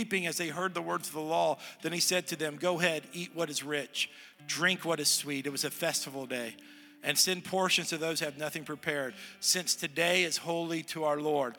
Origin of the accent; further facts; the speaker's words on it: Southern United States, United States; also born or lived in Texas / Tennessee; I'm a Southerner, I'm a Texan and a Tennessean